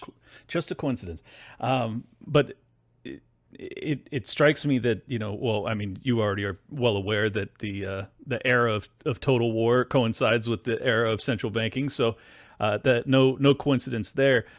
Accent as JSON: {"language": "English", "country": "United States", "said": "I am an American"}